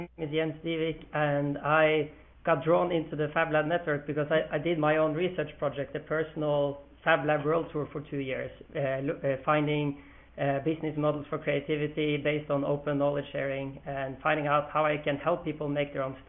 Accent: Oslo, Norway; I started one here in my hometown

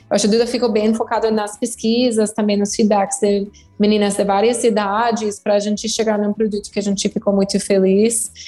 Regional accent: United States; Portuguese is a second language; moved away as an adult; now in Brazil; sou americana, estava no Brasil já há umas

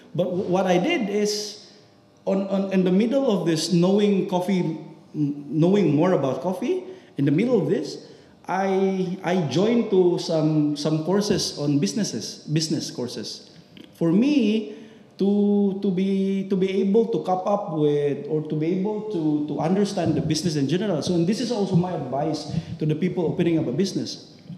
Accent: Philippines; now in United Arab Emirates; as a Filipino

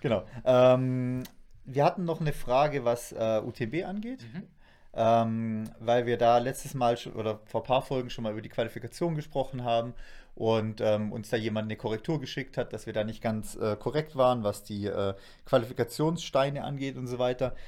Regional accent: Black Forest, Baden-Württemberg, Germany; bei uns im Schwarzwald

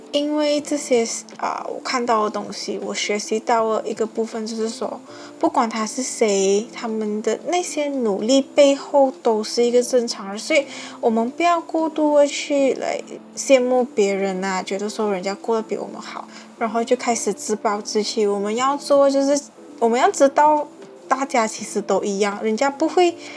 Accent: Malaysia; 我们马来西亚讲一句话要磨扁咯

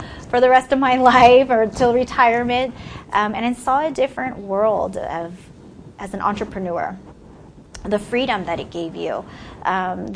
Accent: San Francisco Bay Area, California, United States; moved away as an adult; I'm from the San Francisco Bay Area, from a little town about 50 miles, I guess, east of San Francisco. I actually lived in the Bay Area pretty much all my life, except for the last few years.

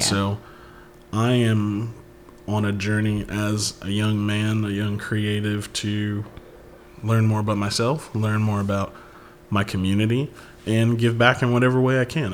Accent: Chicago, Illinois, United States; I'm a Chicago native. I'm from the South Side, always.

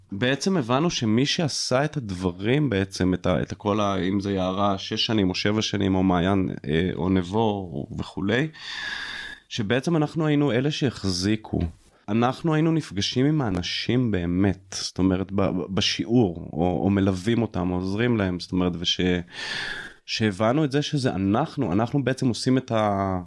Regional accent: Jezreel Valley, Northern District, Israel; now in Mitzpe Ramon, Israel; אני באתי מעמק יזרעאל

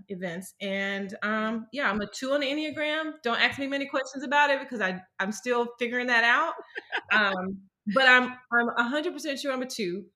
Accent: Starkville, Mississippi, United States; moved away as an adult; now in California, United States; I um, was born and raised in Mississippi, so I live in California right now

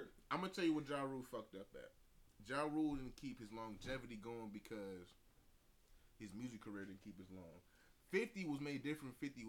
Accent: New York City, New York, United States; So I'm from New York, New York. This is how we do.

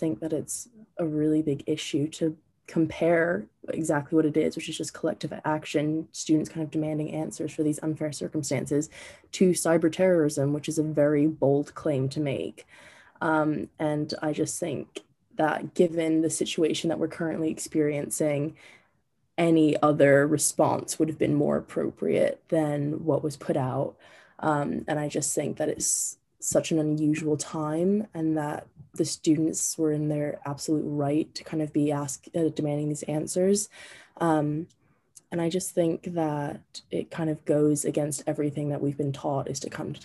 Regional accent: New Jersey, United States; moved away; I am from New Jersey.

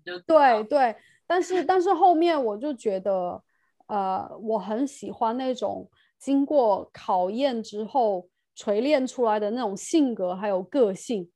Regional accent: China; moved away as an adult; now in United Kingdom; 我是中国人

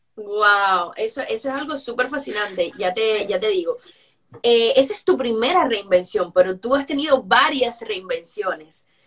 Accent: Cuba; moved away; como todas las personas que salimos de Cuba

